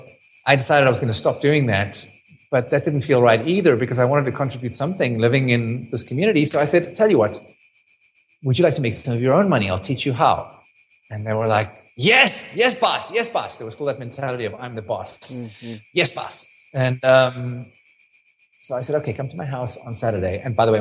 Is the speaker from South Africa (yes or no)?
yes; South Africa